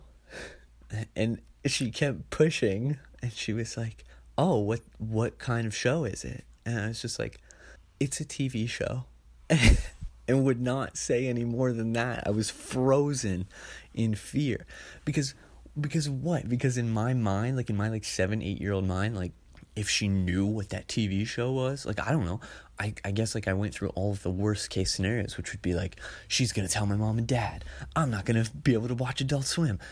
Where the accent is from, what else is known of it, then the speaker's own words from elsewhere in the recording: Ohio, United States; I grew up in Ohio